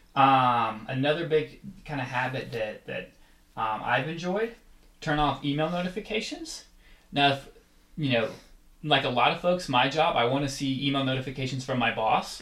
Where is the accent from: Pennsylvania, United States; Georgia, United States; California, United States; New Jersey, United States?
Georgia, United States; Atlanta; I grew up in Atlanta